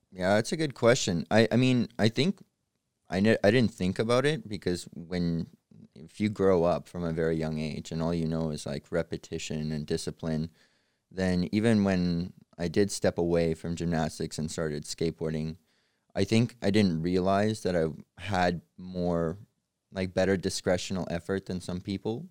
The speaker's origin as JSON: {"language": "English", "country": "Canada", "tie": "born or raised there", "also_born_or_lived": "Odessa, Ukraine", "said": "I was born in Odessa, Ukraine, and we moved to Canada when I was six"}